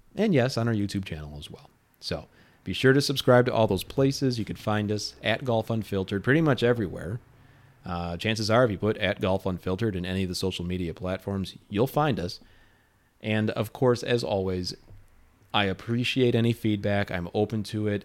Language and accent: English; Lemont, Illinois, United States; here in my hometown.